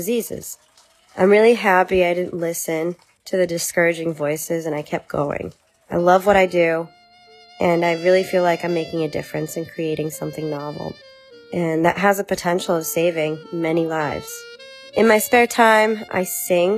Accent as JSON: {"language": "English", "country": "Brazil", "tie": "born or raised there", "moved": "yes", "lives_now": "United States", "said": "I was born in Brazil"}